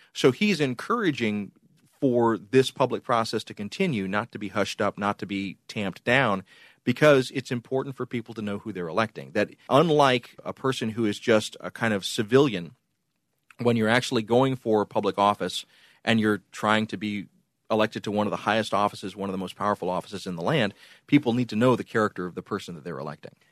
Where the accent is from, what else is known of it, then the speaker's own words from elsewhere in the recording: border of Georgia and Alabama, Deep South, United States; I grew up basically on the border of Georgia and Alabama